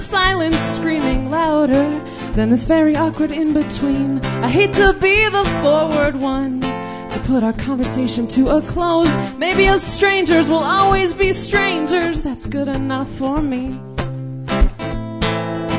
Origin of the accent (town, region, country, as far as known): Lethbridge, Alberta, Canada; now in Edmonton, Canada